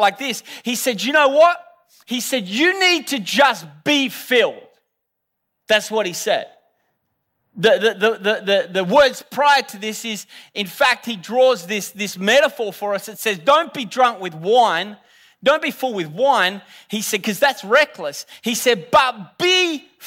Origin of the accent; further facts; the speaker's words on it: Australia; I'm Australian